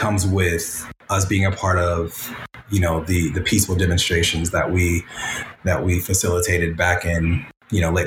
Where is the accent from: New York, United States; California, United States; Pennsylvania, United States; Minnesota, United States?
California, United States; Pasadena; coming from Pasadena and being around Pasadena, you know, we love the city. We love to say that we're from Pasadena